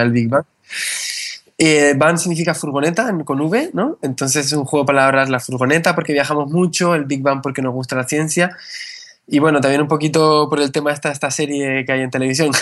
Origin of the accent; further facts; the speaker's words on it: Canary Islands, Spain; also born or lived in northern Spain; yo soy español, pero mi familia es del norte de España, lo que cuando mis padres, cuando yo tenía 8 años, mis padres decidieron venir aquí a Canarias. Eh, me formé aquí